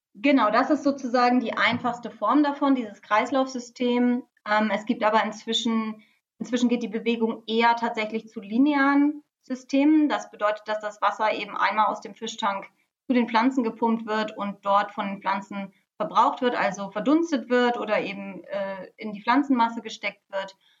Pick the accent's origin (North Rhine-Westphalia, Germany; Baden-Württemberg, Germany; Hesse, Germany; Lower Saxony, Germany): Lower Saxony, Germany; now in Bremen, Germany; ich komme ähm, aus Niedersachsen, aus der Nähe von Bremen